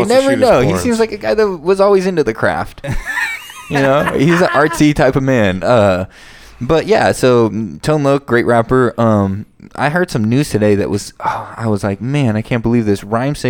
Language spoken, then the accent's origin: English; California, United States; we're from California